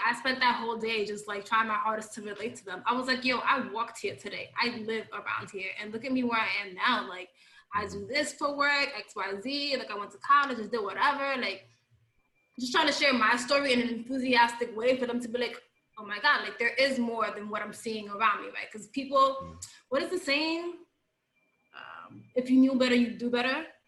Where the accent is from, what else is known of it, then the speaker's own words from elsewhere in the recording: New York City, New York, United States; I grew up in the Bronx.